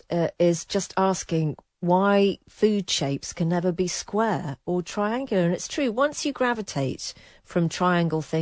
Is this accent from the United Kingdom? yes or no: yes; England, United Kingdom; I'm white British